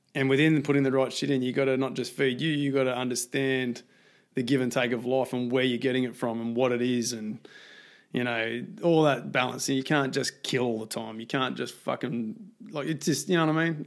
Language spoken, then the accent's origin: English; Australia; I grew up in Australia